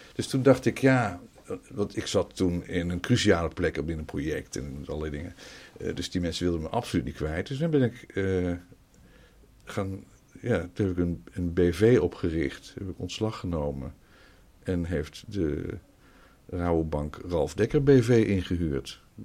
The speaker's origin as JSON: {"language": "Dutch", "town": "Nijmegen", "region": "Gelderland", "country": "Netherlands", "tie": "born or raised there", "also_born_or_lived": "Utrecht / Almelo / Leiden / Wageningen", "moved": "as an adult", "said": "ik kwam natuurlijk uit Nijmegen daar ben ik eh, verder opgegroeid. Dus Almelo een stukje en verder van mijn vijfde tot mijn achttiende heb ik in Nijmegen gewoond"}